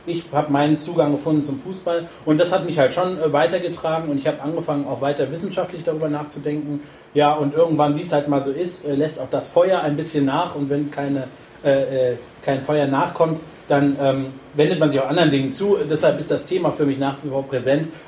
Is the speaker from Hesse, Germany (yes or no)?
yes; Frankfurt, Hesse, Germany; im Schatten des Frankfurter Waldstadions und demnach auch, sage ich mal, gebürtiger Eintracht-Fan lässt sich nicht verhindern.